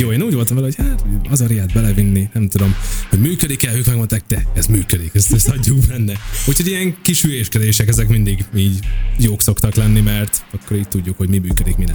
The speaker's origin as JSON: {"language": "Hungarian", "country": "Hungary"}